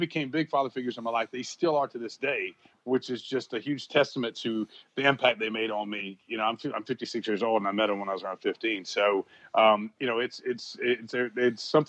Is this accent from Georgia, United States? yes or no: yes; Brunswick, Georgia, United States; I first started in my hometown